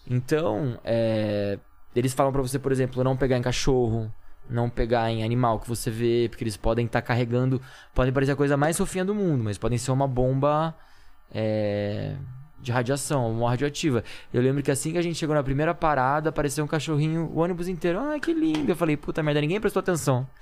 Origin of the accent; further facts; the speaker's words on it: Campinas, São Paulo, Brazil; Campinas, que é a minha cidade, de onde eu sou